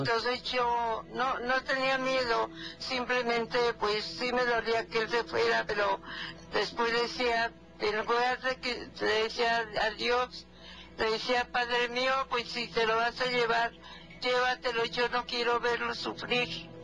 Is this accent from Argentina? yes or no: no; Jalisco, Mexico; Yo soy de Jalisco